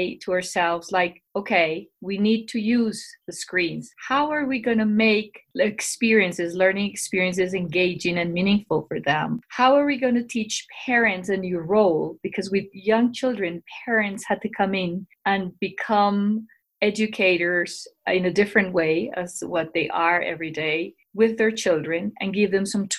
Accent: Bogotá, Colombia; I'm from Bogota, Colombia. I work in Colegio Anglo Colombiano, which is a bilingual international school in Bogota. I'm originally from Colombia and I have lived here all my life

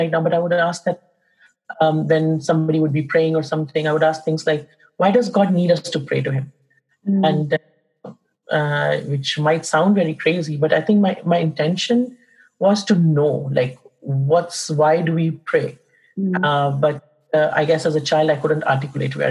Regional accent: India; also born or lived in England; now in Canada; I was born in India in a Hindu family, and I've lived in India. I lived in England for a bit, and now I'm in Canada at the moment.

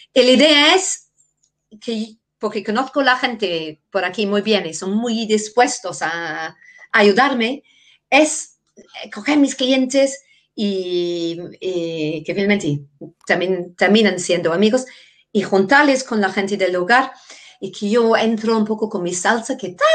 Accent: England, United Kingdom; first language English; Spanish is a second language; moved away as an adult; also born or lived in Denmark; now in Navarre, Spain; soy inglesa, vivía muchos años en Dinamarca

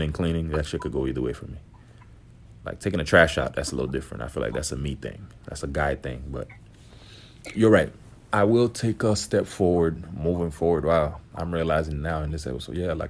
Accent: Haiti; I grew up, I'm from Haiti

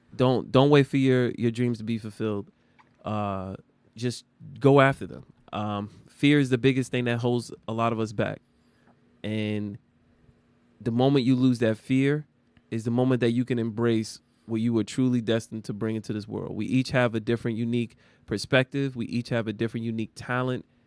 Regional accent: United States; we as American citizens

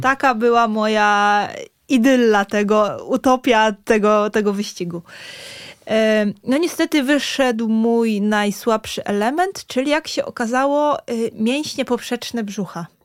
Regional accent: Ryn, Warmian-Masurian Voivodeship, Poland; moved away as an adult; also born or lived in Giżycko; now in Warsaw, Poland; jestem z Rynu, no to jest 20 kilometrów

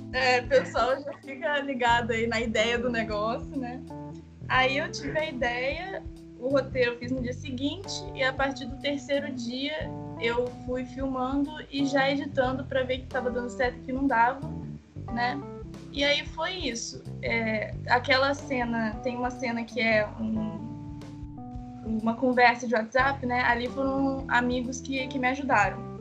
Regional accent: Itatiaia, Rio de Janeiro, Brazil; eu sou do Rio de Janeiro, no interior, de Itatiaia

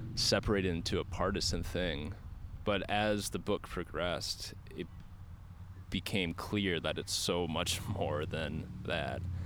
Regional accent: Minnesota, United States; I grew up in Minnesota

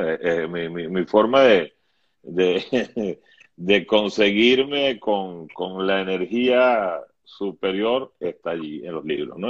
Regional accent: Venezuela; moved away as an adult; yo nací con la democracia venezolana, y yo viví 40 años de democracia

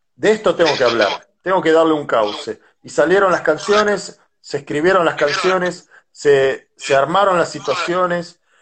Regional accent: La Plata, Buenos Aires Province, Argentina; yo soy de La Plata, una ciudad que tiene mucha arte

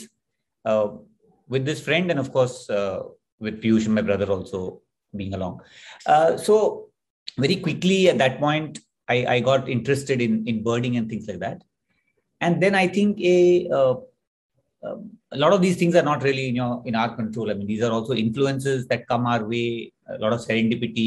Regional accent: Pune, Maharashtra, India; So I grew up in Pune, outside in the suburbs of Pune.

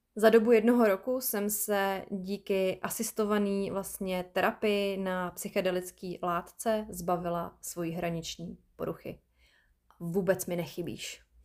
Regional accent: Czechia

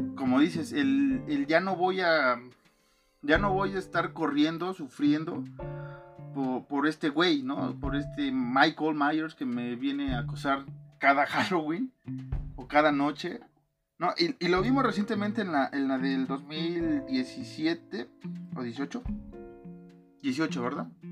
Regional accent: Mexico; somos mexicanos

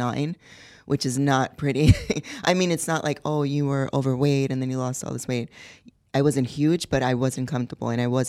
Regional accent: Puerto Rico; also born or lived in New York, United States; Well, I was born in New York. My mom is from Puerto Rico, and my dad is from Spain. I moved to Puerto Rico when I was 12.

